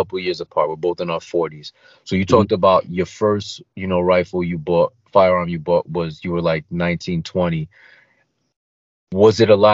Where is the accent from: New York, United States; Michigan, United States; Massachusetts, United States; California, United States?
New York, United States; New York City; also born or lived in Queens; I grew up in Brooklyn. I live in Queens now, but I grew up in Brooklyn.